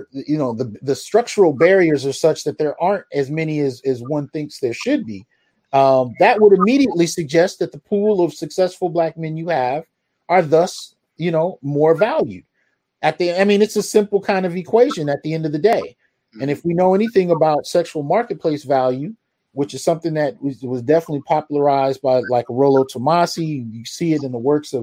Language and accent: English; San Jose, California, United States; I grew up in the Bay Area. So we moved around throughout San Jose.